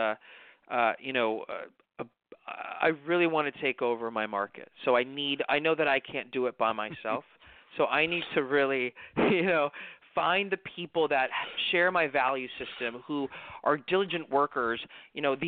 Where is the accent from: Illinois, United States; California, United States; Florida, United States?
California, United States; Los Angeles; growing up in the East part of Los Angeles